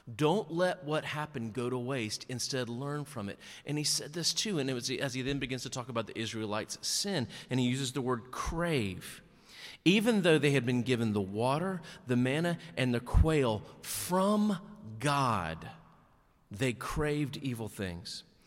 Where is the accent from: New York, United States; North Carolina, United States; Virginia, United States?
North Carolina, United States; Nash County; also born or lived in Wake County, North Carolina / Watauga County, North Carolina / Catawba County, North Carolina; In nineteen seventy-three, I was born in Nash County, North Carolina. Then in nineteen eighty-seven, I moved to Wake County, North Carolina